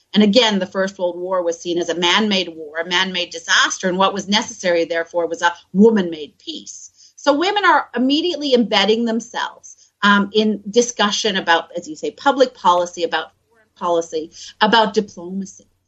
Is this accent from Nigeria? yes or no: no; Canada; moved away as an adult; also born or lived in Manchester / Bristol; now in Sheffield, United Kingdom; I'm originally from Canada, and I did my first degree at McGill. Uh, then I came to Britain to do my postgraduate uh, research